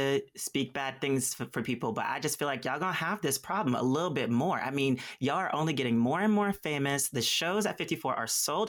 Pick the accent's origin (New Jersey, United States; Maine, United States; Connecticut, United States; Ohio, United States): Ohio, United States; Columbus; I am from Columbus, Ohio, and they are very passionate.